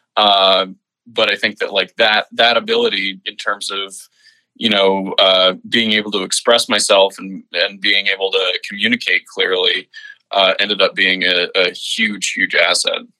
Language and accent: English; Stony Brook, New York, United States; moved away as an adult; I was born at a, a place called in a place called stony brook uh, which is uh, there's a big university right there. Um, and yeah, I lived there my whole life uh, up until college.